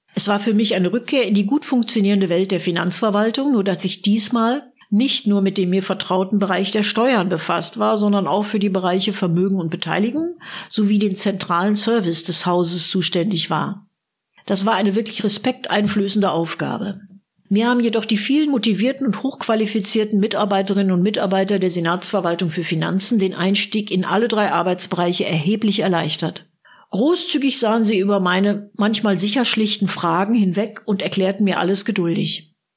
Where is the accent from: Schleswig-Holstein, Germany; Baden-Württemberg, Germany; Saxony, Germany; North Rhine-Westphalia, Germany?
North Rhine-Westphalia, Germany; Münster; moved away as an adult; now in Berlin, Germany; Als gebürtige Münsteranerin